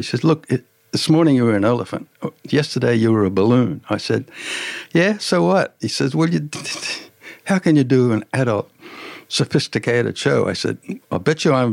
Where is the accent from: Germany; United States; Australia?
Australia; Tamworth, New South Wales; moved away as an adult; also born or lived in Africa; I grew up in Tamworth, but it's Tamworth 20 times bigger now